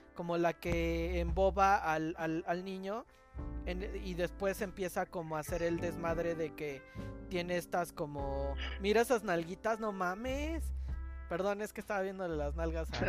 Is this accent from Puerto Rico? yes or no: no; Mexico City, Mexico; soy el chilango